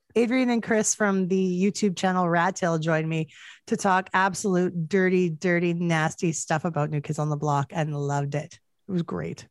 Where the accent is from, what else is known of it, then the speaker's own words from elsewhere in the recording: Canada; as a Canadian